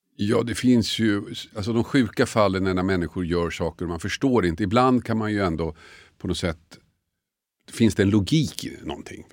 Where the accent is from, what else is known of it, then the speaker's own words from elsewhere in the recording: Tumba, Stockholm County, Sweden; moved away as an adult; also born or lived in Huddinge; Jag är uppvuxen i Tumba, gick gymnasiet i Huddinge